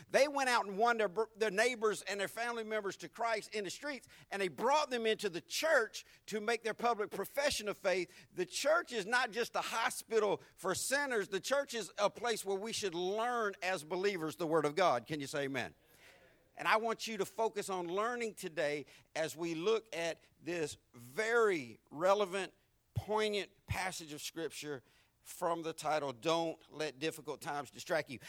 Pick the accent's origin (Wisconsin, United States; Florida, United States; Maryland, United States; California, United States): Florida, United States; Jacksonville; accent: deep Southern; I'm from Florida.